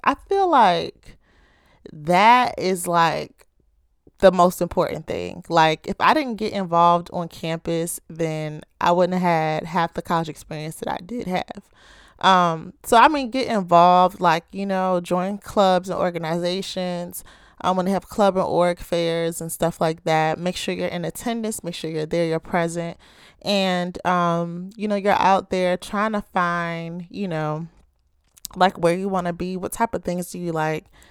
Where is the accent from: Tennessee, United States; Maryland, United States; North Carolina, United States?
Maryland, United States; Baltimore